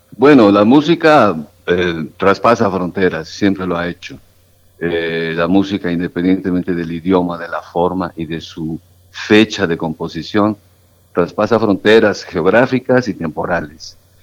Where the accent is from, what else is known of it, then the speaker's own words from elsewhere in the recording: Mexico City, Mexico; Yo nací en la Ciudad de México